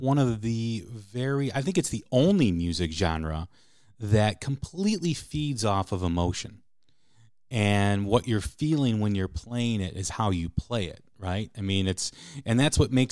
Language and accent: English; Chicago, Illinois, United States; growing up in Chicago, too, with the Chicago blues